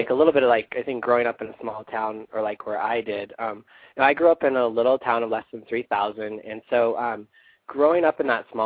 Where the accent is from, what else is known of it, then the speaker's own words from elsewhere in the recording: Idaho, United States; it's today we got a lot of snow, so it's pretty cold. Um, but it's pretty. I mean, it's rural.